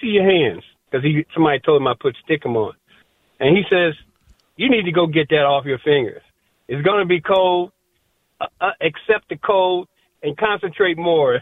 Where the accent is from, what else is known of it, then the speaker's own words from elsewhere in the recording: Miami, Florida, United States; moved away as an adult; also born or lived in Minnesota; I come from Miami